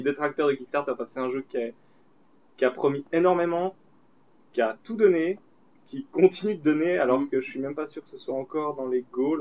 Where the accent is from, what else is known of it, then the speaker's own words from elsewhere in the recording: Switzerland; on est suisse